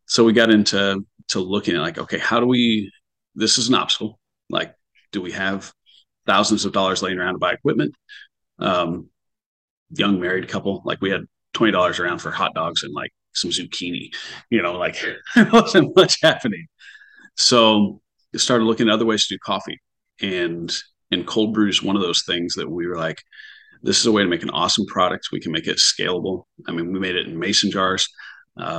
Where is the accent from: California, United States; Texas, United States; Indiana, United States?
Indiana, United States; Bloomfield; also born or lived in Muncie, Indiana; now in Evansville, United States; We grew up near Bloomington, Indiana, Bloomfield